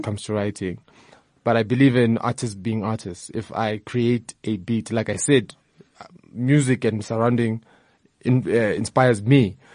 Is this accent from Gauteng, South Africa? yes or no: yes; Soweto, Gauteng, South Africa; Uh, like I mentioned, I'm from Soweto. Soweto is very diverse, you know, from the ethnic groups, the music that we listen to.